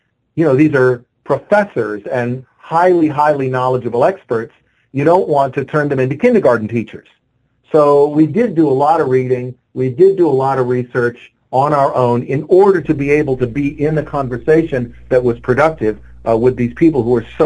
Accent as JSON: {"language": "English", "town": "Honolulu", "region": "Hawaii", "country": "United States", "tie": "born or raised there", "moved": "yes", "said": "I grew up just above Waikiki in what was then a very, very old neighborhood called Makiki"}